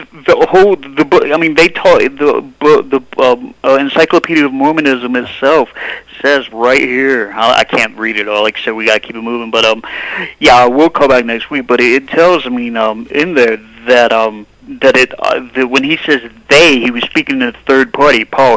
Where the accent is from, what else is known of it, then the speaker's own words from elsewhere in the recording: North Carolina, United States; now in Ogden, United States; I'm from North Carolina